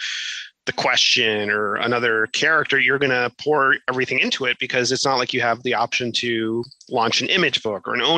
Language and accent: English; Miami, Florida, United States; set in Miami, my hometown